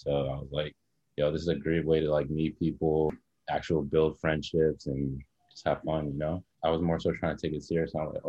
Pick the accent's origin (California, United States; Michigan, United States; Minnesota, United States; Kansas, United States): Michigan, United States; Detroit; moved away as an adult; also born or lived in Guinea; now in Los Angeles, United States; I was born in West Africa, in Guinea, and then moved to Detroit in 2002.